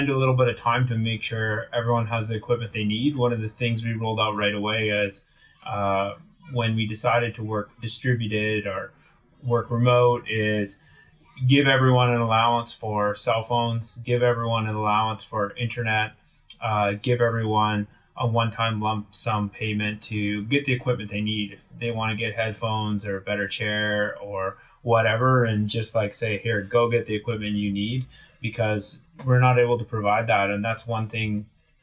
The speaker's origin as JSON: {"language": "English", "town": "Willow River", "region": "British Columbia", "country": "Canada", "tie": "born or raised there", "said": "I grew up in Northern BC"}